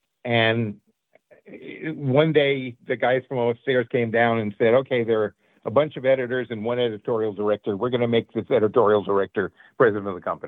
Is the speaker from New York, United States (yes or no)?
yes; New York City, New York, United States; moved away as an adult; now in California, United States; We were two Jewish kids from the streets in New York. He was from the Bronx and I was from Brooklyn.